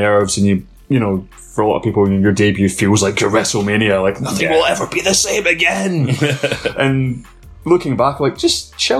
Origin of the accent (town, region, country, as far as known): Lenzie, Scotland, United Kingdom; born or raised there; also born or lived in Rutherglen / Aberdour, Fife